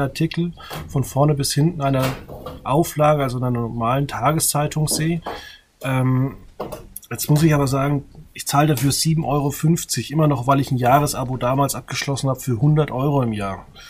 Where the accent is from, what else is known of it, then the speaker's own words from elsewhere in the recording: a village near Würzburg, Bavaria, Germany; Ich komme aus dem Dorf in der Nähe von Würzburg